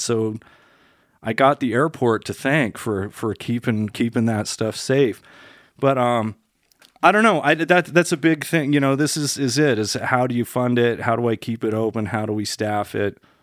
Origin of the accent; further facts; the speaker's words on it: Denver, Colorado, United States; also born or lived in Stanford, California / Bay Area, California / Salt Lake City, Utah; I live in Denver and, you know, had my kids here and I grew up on Colfax